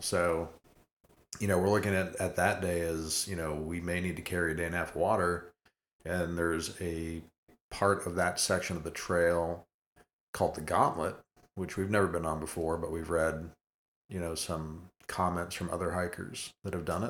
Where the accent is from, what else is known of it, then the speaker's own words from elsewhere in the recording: Colorado, United States; when I was a kid, growing up in Colorado